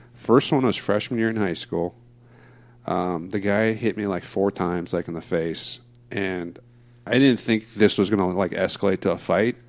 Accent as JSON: {"language": "English", "town": "Diamond Bar", "region": "California", "country": "United States", "tie": "born or raised there", "lives_now": "Placentia, United States", "said": "I grew up uh, Diamond Bar for most of my life"}